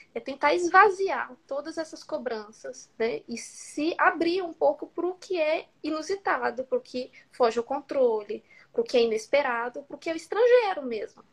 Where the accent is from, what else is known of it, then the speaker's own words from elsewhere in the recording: Brazil; first language Portuguese; moved away as an adult; now in France; no Brasil, na minha língua materna